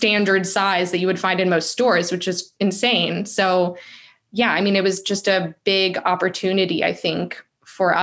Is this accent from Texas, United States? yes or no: no; Raleigh, North Carolina, United States; moved away as an adult; also born or lived in Hungary; I'm from Raleigh